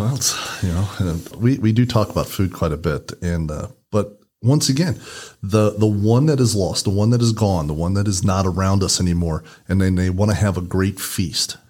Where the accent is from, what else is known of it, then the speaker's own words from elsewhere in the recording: Indiana, United States; we're from Indiana, so we use the term Hoosier.